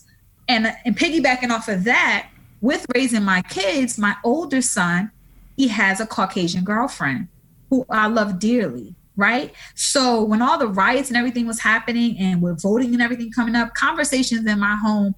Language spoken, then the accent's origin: English; New Orleans, Louisiana, United States; So I'm originally from New Orleans, born and raised there.